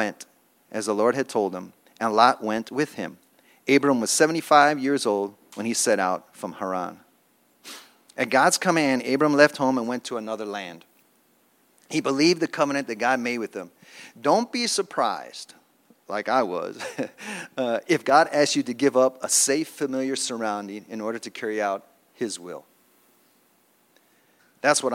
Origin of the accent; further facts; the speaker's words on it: Chicago, Illinois, United States; moved away as an adult; also born or lived in Philadelphia; I'm from Chicago